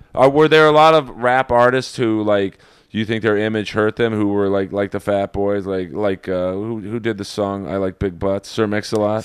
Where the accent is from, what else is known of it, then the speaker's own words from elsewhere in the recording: Los Angeles, California, United States; as a Jew growing up in Bel Air